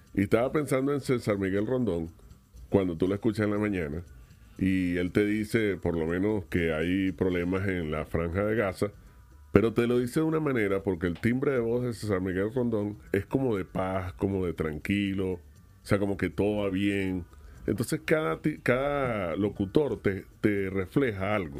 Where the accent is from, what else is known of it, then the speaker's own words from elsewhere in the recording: Venezuela; moved away as an adult; now in Miami, United States; tuvimos que salir de Venezuela y reinventarnos